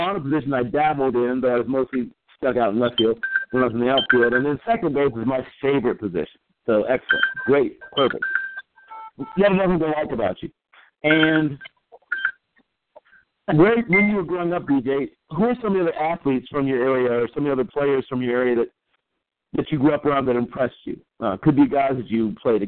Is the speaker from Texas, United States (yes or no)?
no; Virginia Beach, Virginia, United States; I grew up in Virginia Beach, Virginia